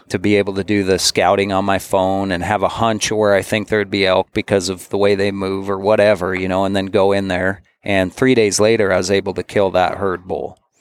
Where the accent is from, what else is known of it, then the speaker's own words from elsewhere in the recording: Bozeman, Montana, United States; I grew up in Bozeman, Montana.